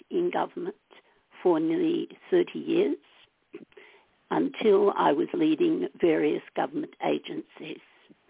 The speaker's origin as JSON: {"language": "English", "country": "Ireland", "said": "I probably discovered that when I was a child, as an Irish Catholic, and that's one of the most spiritual and one of the most spiritual kinds of faiths."}